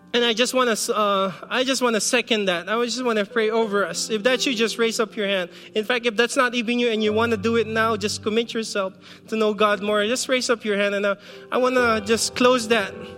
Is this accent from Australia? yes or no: no; Philippines; moved away; when I was growing up in the Philippines